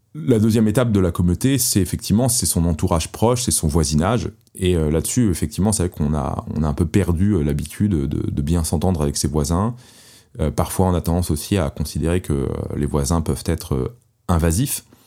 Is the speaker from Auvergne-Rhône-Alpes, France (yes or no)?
no; Paris, Île-de-France, France; moved away as an adult; j'étais parisien et je n'avais jamais conçu de quitter Paris. C'était une ville que j'aimais énormément, à laquelle j'étais très attaché, euh, pour son architecture, pour ses musées, pour les souvenirs tout simplement euh, que, de mon enfance euh, à Paris